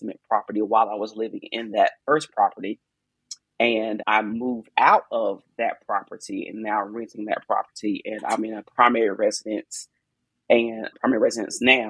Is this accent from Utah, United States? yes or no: no; Bayboro, North Carolina, United States; now in Fayetteville, United States; I'm from Eastern North Carolina, a little old town called Bayboro, North Carolina. So I didn't grow up in a big city